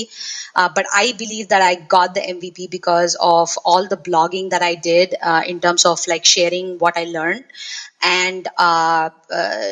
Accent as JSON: {"language": "English", "region": "South India", "country": "India", "moved": "as an adult", "lives_now": "Los Angeles, United States", "said": "I am originally from India, from a small town in the southern part of India, actually. And currently, I'm living in Los Angeles, California"}